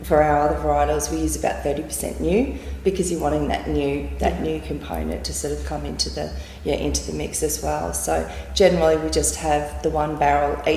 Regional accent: Deniliquin, New South Wales, Australia; now in Beechworth, Australia; we're originally from Deniliquin

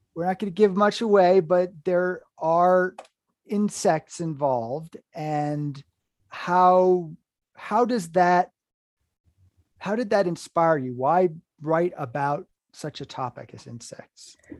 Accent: Hudson River Valley, New York, United States; moved away as an adult; also born or lived in Vermont; I was in the Hudson River Valley, New York.

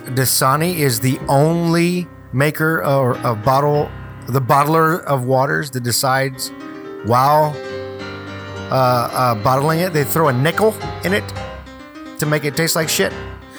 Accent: North Carolina, United States; I'm from North Carolina.

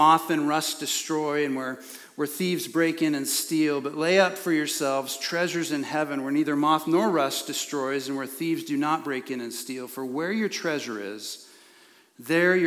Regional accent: Prineville, Oregon, United States; when I was a kid growing up in Prineville

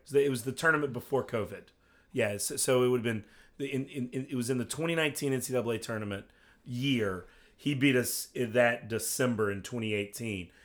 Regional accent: Western Virginia, United States; I grew up in Western Virginia

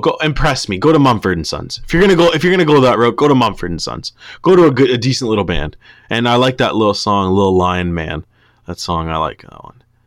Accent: Canada; we're Canadian

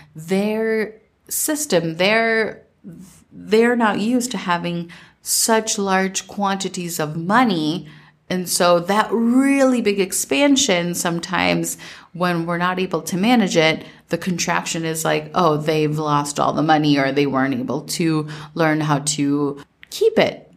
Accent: Minnesota, United States; growing up in Minnesota

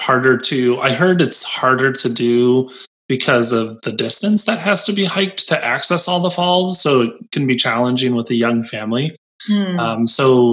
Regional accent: United States; I grew up near Lake Michigan Lakeshore, and the dunes was always accessible to me

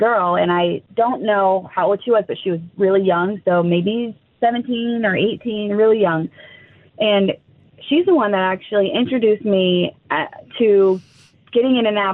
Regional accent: Nelsonville, Ohio, United States; moved away as an adult; now in Columbus, United States; I'm from Nelsonville.

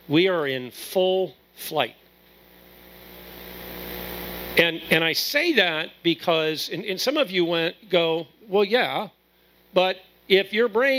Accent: Akron, Ohio, United States; I'm from Akron, Ohio

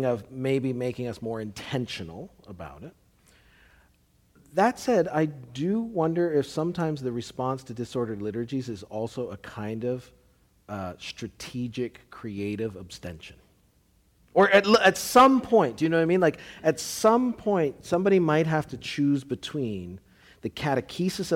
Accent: Canada; now in United States; I'm Canadian

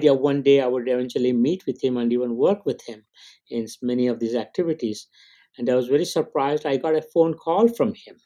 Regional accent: India; moved away; I grew up in India.

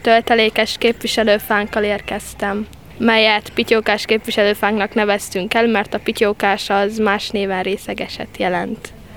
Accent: Hidegkút, Hungary; Hidegkutról jöttem, 15 éves vagyok

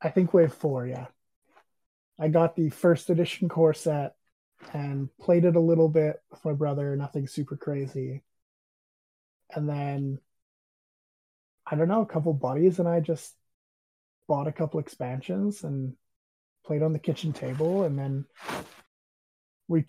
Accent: Alberta, Canada; moved away as an adult; now in Saskatchewan, Canada; I was from Alberta. I am now in Saskatchewan.

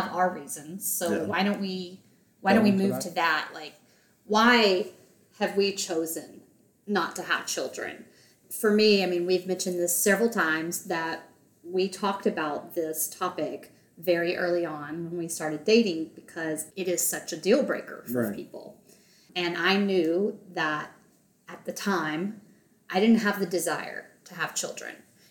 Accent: the South, United States; growing up in the South

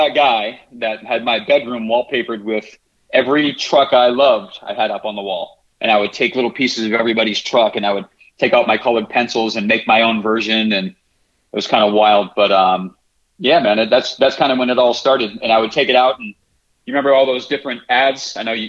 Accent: Lowell, Massachusetts, United States; I grew up in Lowell, Massachusetts

